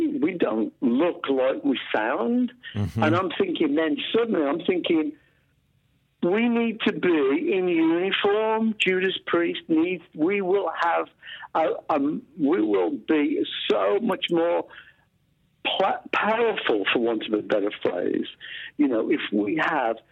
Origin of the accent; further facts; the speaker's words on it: Walsall, West Midlands, United Kingdom; where we grew up in a place called Walsall in the Black Country